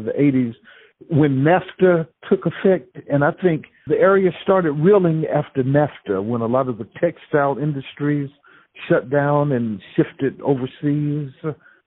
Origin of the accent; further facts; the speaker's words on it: Richmond County, North Carolina, United States; I grew up in Richmond County